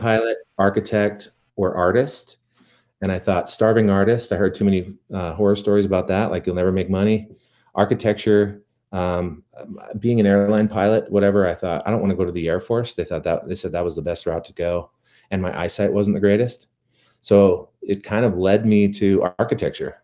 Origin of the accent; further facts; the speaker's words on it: Tooele, Utah, United States; moved away as an adult; also born or lived in Las Vegas; now in Salt Lake City, United States; I was from Tooele